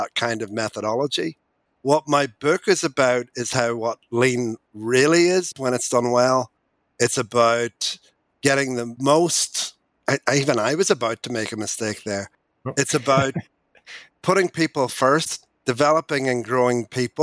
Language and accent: English; Northern Ireland, United Kingdom; moved away as an adult; also born or lived in England; As you can tell by my accent, I grew up in Northern Ireland. I'm a farmer's boy.